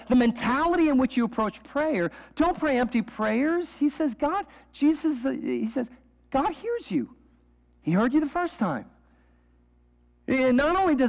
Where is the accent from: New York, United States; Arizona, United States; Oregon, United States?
New York, United States; New York City; moved away; I grew up in New York City. Like, that was like every weekend, my friends and I would take the Staten Island Ferry into the subway